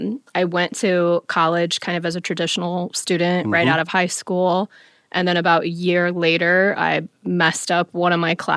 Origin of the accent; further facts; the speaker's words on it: Fort Wayne, Indiana, United States; On the northwest side, mostly.